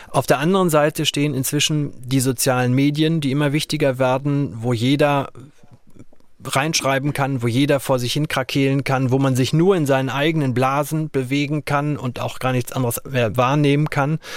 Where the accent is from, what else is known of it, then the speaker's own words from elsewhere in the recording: Arnsberg, North Rhine-Westphalia, Germany; now in Berlin, Germany; gehe mit offenen Augen auch durch Berlin und durch meine Heimatstadt Arnsberg.